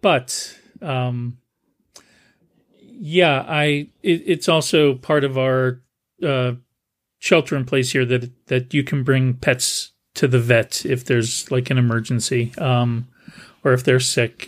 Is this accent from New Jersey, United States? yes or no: yes; New Jersey, United States; now in San Jose, United States; where I grew up in New Jersey